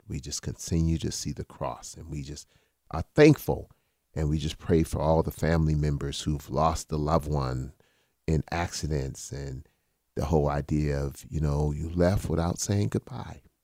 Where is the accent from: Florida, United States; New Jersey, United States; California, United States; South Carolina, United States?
South Carolina, United States; Charleston; born or raised there; moved away